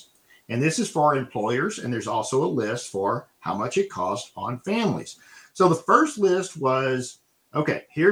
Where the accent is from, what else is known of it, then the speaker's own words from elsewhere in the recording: Texas, United States; My home state here of Texas